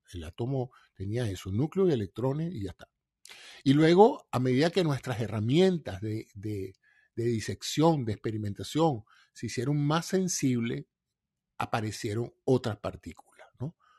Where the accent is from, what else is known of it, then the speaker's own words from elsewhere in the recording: Venezuela; todos somos venezolanos